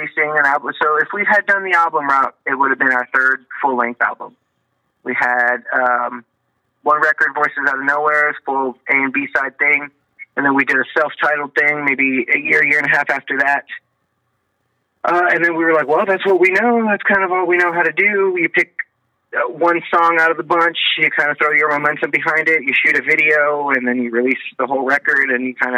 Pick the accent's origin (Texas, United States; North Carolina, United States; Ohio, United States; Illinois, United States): Texas, United States; Corpus Christi; I'm from South Texas, Corpus Christi, over by the dirty water and the Gulf